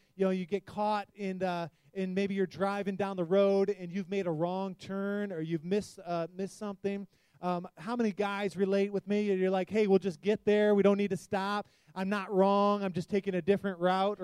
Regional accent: Detroit, Michigan, United States; We're in Michigan. I grew up in the Detroit area.

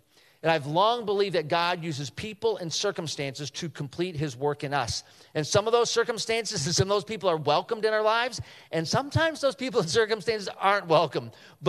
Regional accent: Chicago, Illinois, United States; we're from the Chicagoland area

